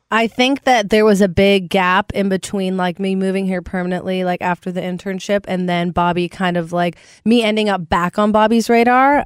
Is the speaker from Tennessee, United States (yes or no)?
yes; Nashville, Tennessee, United States; born or raised there